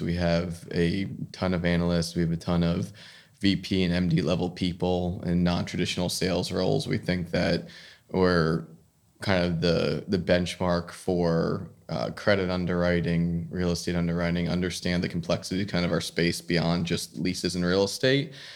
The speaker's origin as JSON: {"language": "English", "region": "New Jersey", "country": "United States", "tie": "born or raised there", "also_born_or_lived": "Bronx, New York", "said": "I grew up in New Jersey, went to school in the Bronx in New York at Fordham"}